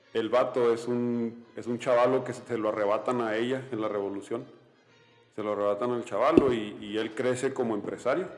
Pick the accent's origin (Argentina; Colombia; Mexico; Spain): Mexico; soy mexicano